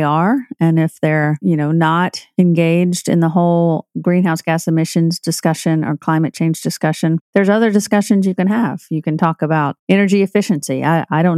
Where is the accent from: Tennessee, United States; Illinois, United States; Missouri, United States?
Tennessee, United States; I'm from Tennessee